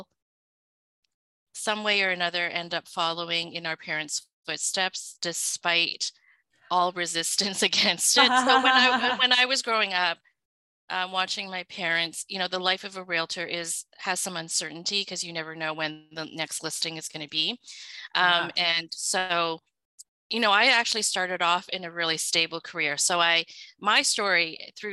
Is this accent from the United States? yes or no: no; Vancouver, British Columbia, Canada; English is a second language; also born or lived in Hong Kong; I so basically was raised in Vancouver and did all my schooling, including elementary school, high school, and actually both of my university degrees in Vancouver.